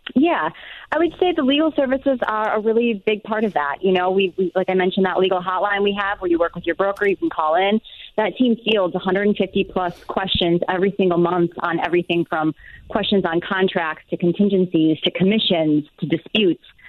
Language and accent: English; Wisconsin, United States; now in Eagan, United States; I am originally from Wisconsin